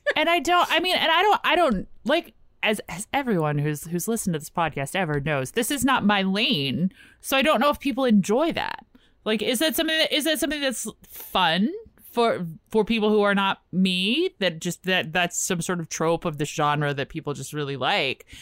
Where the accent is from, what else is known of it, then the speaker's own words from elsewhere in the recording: Richmond, Virginia, United States; now in Washington, D.C., United States; I grew up in Richmond